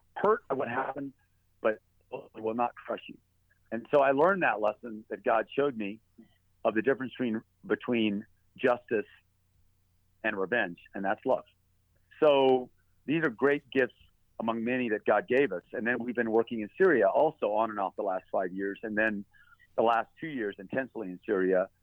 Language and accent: English; United States; as an American soldier